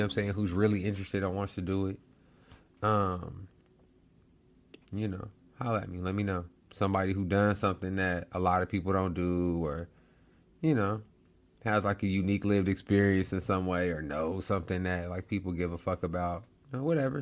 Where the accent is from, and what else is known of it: United States